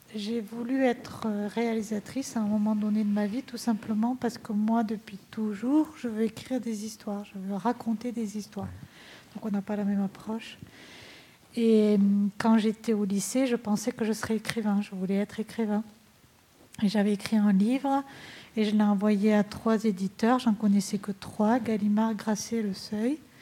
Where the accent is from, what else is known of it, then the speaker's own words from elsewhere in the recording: Rodez, Occitania, France; je suis Véronèse d'origine. Donc c'était l'Aveyron et je me suis dit, ah, ben, puisque je suis née à Rodez